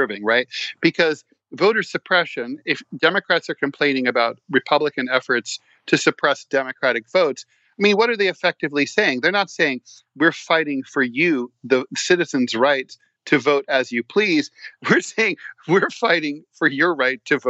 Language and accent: English; Dayton, Ohio, United States; now in New York City, United States; my hometown of Dayton in Ohio